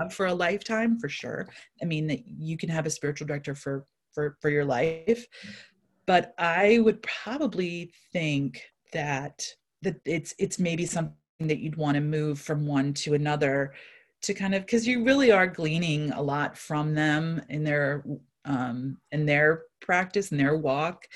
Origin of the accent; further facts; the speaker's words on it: East Coast, United States; now in Saint Louis, United States; I live in Saint Louis, Missouri. I grew up on the East Coast.